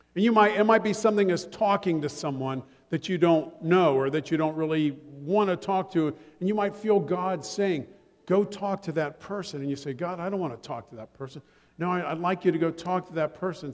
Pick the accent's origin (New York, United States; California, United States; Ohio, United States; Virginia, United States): Ohio, United States; I'm from Ohio, so we wash things in the blood